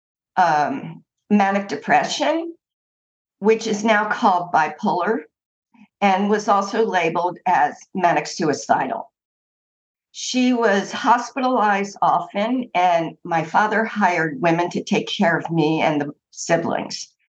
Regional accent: East Coast of the United States, United States; I grew up on the East Coast of the United States, in what was considered basically a Jewish middle-class neighborhood.

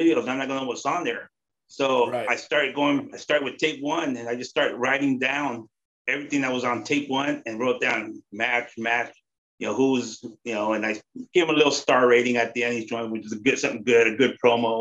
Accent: Bay Area, California, United States; I grew up here in the Bay Area

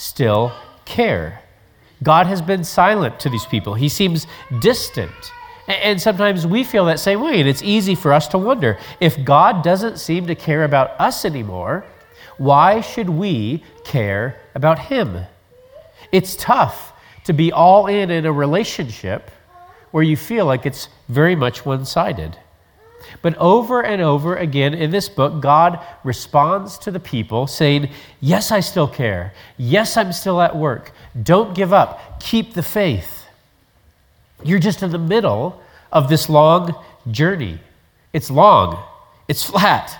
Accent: Colorado, United States; Growing up in Colorado

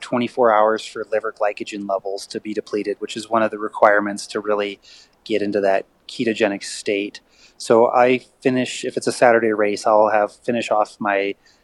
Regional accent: Michigan, United States; now in Colorado, United States; I'm from Michigan originally

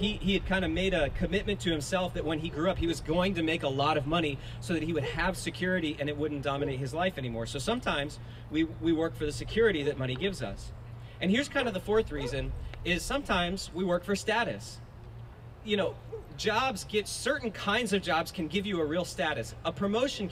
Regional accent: South Florida, United States; when I grew up in South Florida, I was in high school

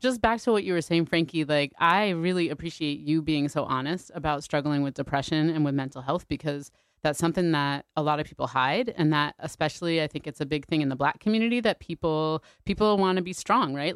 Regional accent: Connecticut, United States; I grew up here also

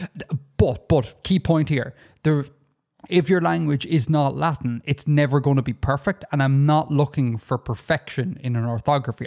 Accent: Ireland; as an Irish person

